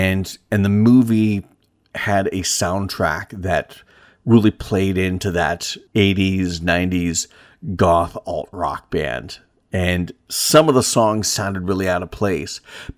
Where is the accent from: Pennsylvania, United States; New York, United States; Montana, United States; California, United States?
Pennsylvania, United States; You know, growing up in Northwest Pennsylvania, I spent most of my summer days running the woods behind my great grandmother's house